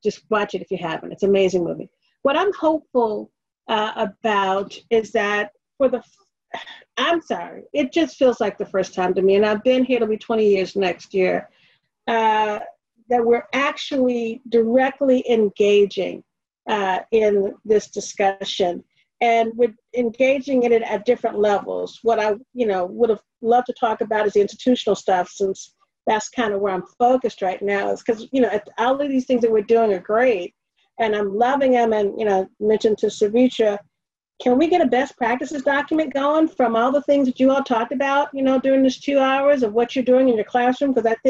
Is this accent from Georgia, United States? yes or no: no; Missouri, United States; But we're talking, you know, I'm from Missouri, but, you know, at least we're talking about it, right?